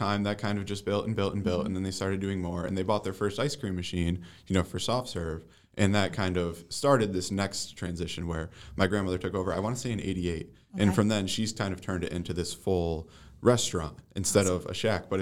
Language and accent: English; Green Acres area, New York, United States; right here in my hometown with my family